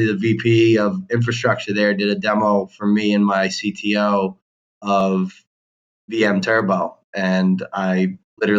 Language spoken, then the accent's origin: English; Boston, Massachusetts, United States; I grew up in Boston, Massachusetts